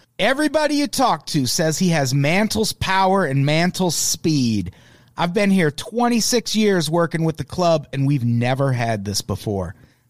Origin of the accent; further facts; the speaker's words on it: Peoria, Illinois, United States; I grew up in Peoria, Illinois